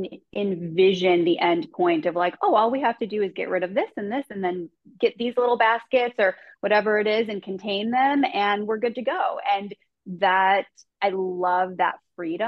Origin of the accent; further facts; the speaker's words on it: Chicago, Illinois, United States; I grew up in Chicago native